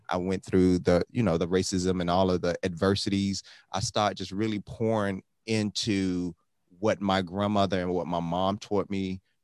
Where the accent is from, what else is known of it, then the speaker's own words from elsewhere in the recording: Miami, Florida, United States; I grew up in Miami